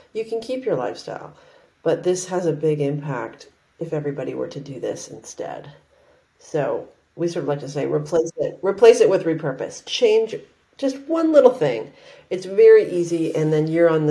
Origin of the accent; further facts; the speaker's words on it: Vancouver, British Columbia, Canada; I grew up in Canada. I grew up in Vancouver, Canada